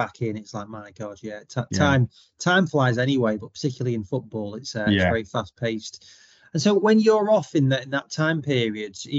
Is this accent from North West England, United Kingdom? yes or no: yes; Southport, North West England, United Kingdom; I'm from Southport